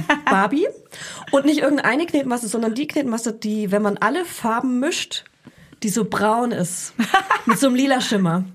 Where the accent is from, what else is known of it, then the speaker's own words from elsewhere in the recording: Franconia, Bavaria, Germany; ich bin der Franke